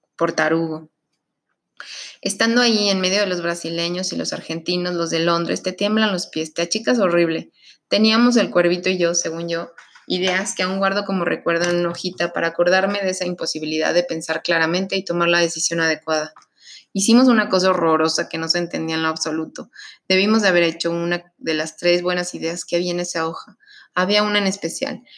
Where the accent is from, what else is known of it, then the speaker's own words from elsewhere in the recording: Mexico; Como mexicanos